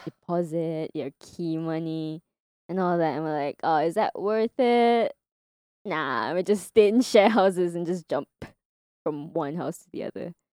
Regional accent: Singapore; moved away as an adult; also born or lived in Kanagawa, Japan / Okinawa, Japan / Tokyo, Japan; now in Japan; because I grew up in Singapore

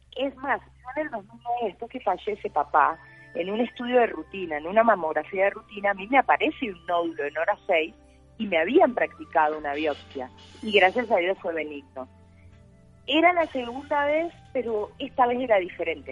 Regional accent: Concordia, Entre Ríos, Argentina; born or raised there; moved away as an adult; also born or lived in Buenos Aires; now in Colombia

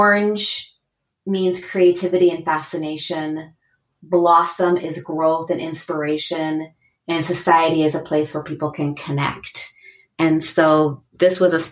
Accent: Seattle, Washington, United States; born or raised there; moved away as an adult; also born or lived in Los Angeles

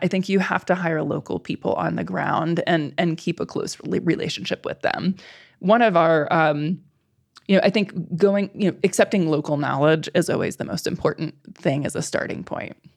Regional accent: Midwest, United States; moved away; I'm from the Midwest originally

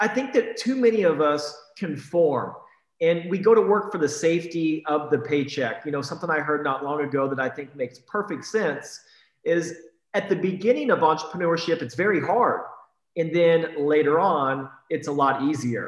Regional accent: Iowa, United States; now in Texas, United States; I was raised in Iowa, and I remember when I was 8, 9, 10 years old, taking shovels and shoveling people's walks

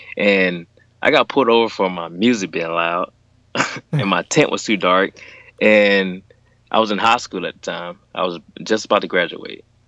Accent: Alabama, United States; I'm from Alabama, and everything in Alabama is like ridiculous

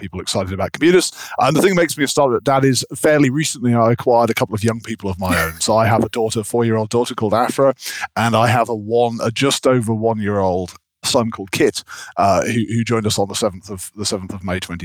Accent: near Leeds, Yorkshire and the Humber, United Kingdom; moved away; also born or lived in Cambridge; we grew up near Leeds up in Yorkshire

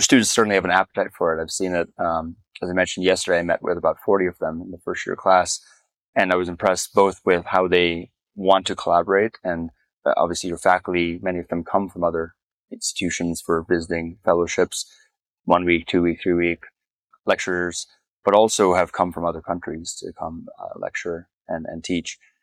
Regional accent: Namibia; moved away; I was born in Namibia. I returned to Namibia six years ago after 25 years of not having been back

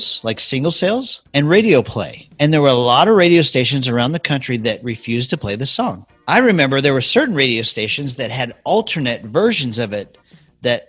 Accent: Midwest, United States; Growing up in the Midwest

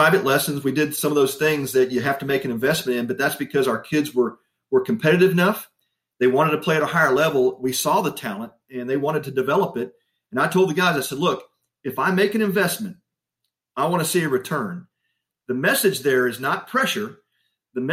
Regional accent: Texas, United States; I grew up in Texas

